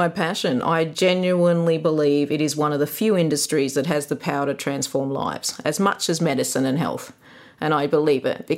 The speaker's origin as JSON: {"language": "English", "town": "Gunnedah", "region": "New South Wales", "country": "Australia", "tie": "born or raised there", "said": "it was a very idyllic childhood growing up in Kanada"}